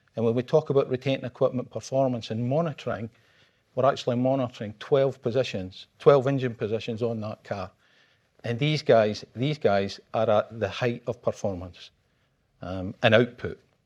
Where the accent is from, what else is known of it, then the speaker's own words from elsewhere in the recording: Scotland, United Kingdom; I'm Scottish